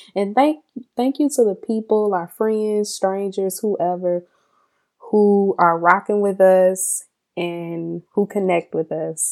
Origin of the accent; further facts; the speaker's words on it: Mississippi, United States; growing up in Mississippi